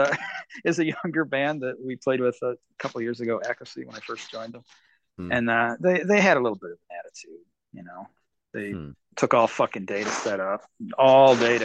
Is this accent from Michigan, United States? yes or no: yes; Michigan, United States; I grew up in Michigan, so my first probably, I don't know, 10, 12 years was up in the St. Joe area clubs